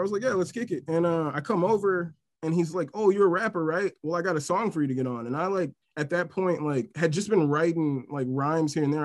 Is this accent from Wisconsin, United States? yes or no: yes; Milwaukee, Wisconsin, United States; born and raised in Milwaukee, Wisconsin.